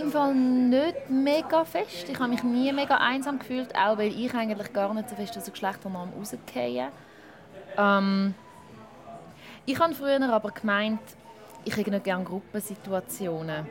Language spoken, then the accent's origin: German; Schaffhausen, Switzerland; ich bin in Schaffhaus aufgewachsen